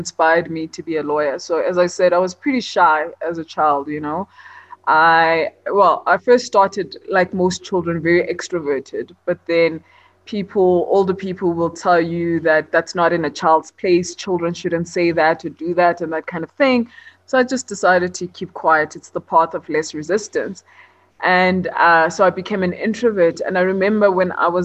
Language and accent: English; Johannesburg, Gauteng, South Africa; also born or lived in Port Elizabeth; I was born in Johannesburg, and I spent some time in Port Elizabeth before I started school. And then when it was time to start school, I came back to Joburg. And I've been here ever since